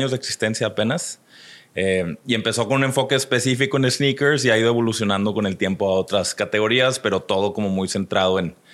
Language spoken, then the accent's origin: Spanish; Monterrey, Nuevo León, Mexico; also born or lived in Chicago / United States; soy de Monterrey, nací en el 82. Este, entonces ya tengo 39 años, este es el año donde cumplo 40. Uy. Este, eh, pero crecí aquí, aunque sí tuve mis etapas donde estuve fuera por ratitos, ¿no? trabajé fuera un ratito en Chicago